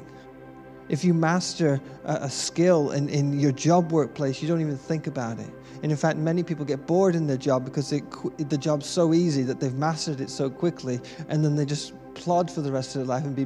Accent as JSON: {"language": "English", "country": "United Kingdom", "tie": "born or raised there", "said": "being British born"}